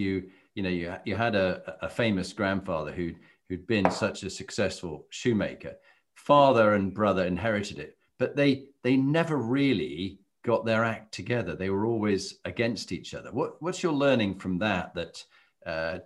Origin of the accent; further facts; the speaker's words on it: Halifax, Yorkshire and the Humber, United Kingdom; as a lad growing up in Halifax